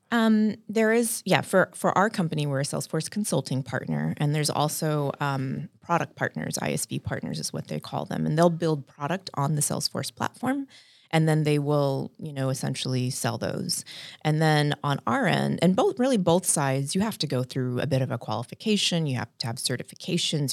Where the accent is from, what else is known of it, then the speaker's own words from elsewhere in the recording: San Antonio, Texas, United States; moved away as an adult; also born or lived in Dallas, Texas; now in Honolulu, United States; I grew up in South Texas in San Antonio